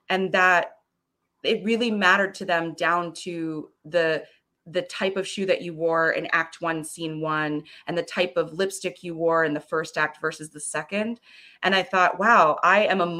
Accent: Florida, United States; also born or lived in Frankfurt / California; i was born in um, west germany in frankfurt on us air force base we moved to florida where um, we spent a significant amount of time and then we moved out to California for a while.

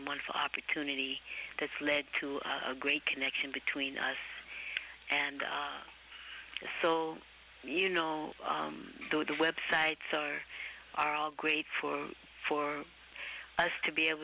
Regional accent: Oakland, California, United States; moved away as an adult; now in New York, United States; I'm from Oakland, but I've been in New York for 34 years

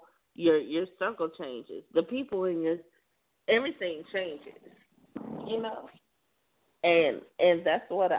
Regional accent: South Carolina, United States; my hometown, home state, I mean, South Carolina

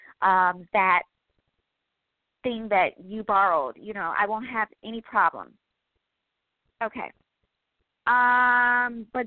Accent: Midwest, United States; I am from the Midwest

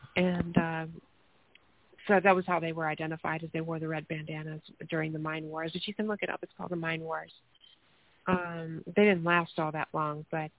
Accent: Appalachia, United States; Like, I grew up in Appalachia. That was my life. I mean, I grew up in Klan territory. I grew up in a place where there's this road that was supposed to come through my town growing up.

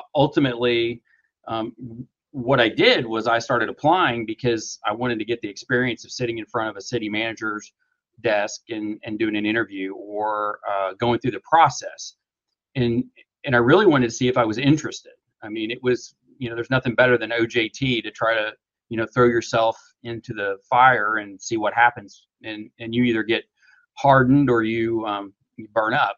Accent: small town in middle of Oklahoma, United States; now in Tulsa, United States; I was born in Tulsa, but we progressively moved to the country, and so um, I went to a small town in uh, kind of middle of Oklahoma. Uh, graduated high school there

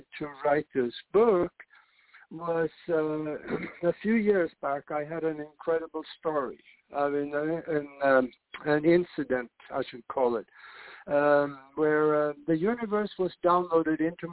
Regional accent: Norway; moved away as an adult; now in United States; I grew up in Norway, and I came to the United States to go to flight schools

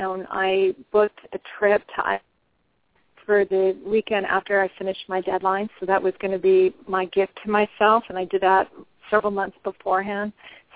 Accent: Denver, Colorado, United States; now in Washington, D.C., United States; my hometown of Denver, Colorado

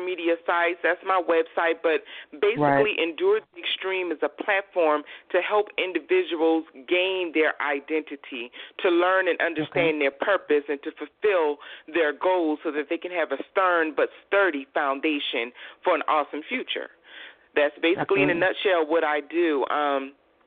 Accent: Georgetown, South Carolina, United States; I am originally from Georgetown, South Carolina

